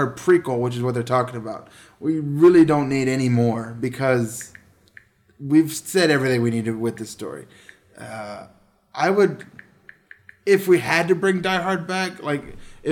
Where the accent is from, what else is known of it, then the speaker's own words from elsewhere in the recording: United States; I was born in the United States.